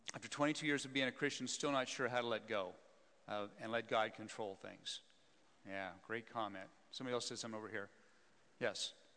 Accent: Wyoming, United States; I'm a small town boy, born and raised in Wyoming

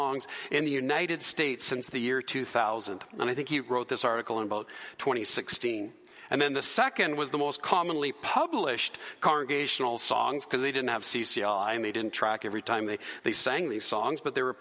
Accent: Canada; we're Canadian. We're Canadian citizens

